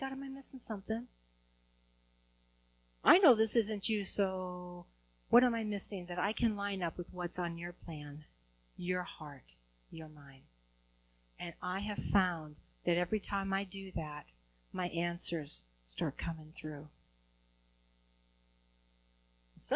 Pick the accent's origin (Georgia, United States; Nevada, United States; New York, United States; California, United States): California, United States; Huntington Beach; I'm from Huntington Beach, California